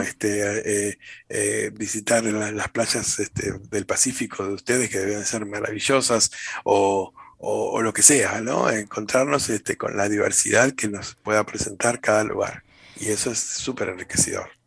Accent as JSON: {"language": "Spanish", "country": "Argentina", "said": "en Argentina, desde las cataratas del Iguazú, en el norte de nuestro país"}